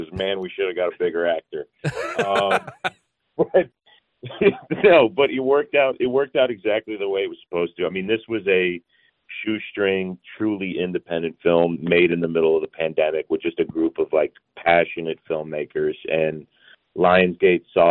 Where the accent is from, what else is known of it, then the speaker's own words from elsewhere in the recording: Georgia, United States; I grew up in Georgia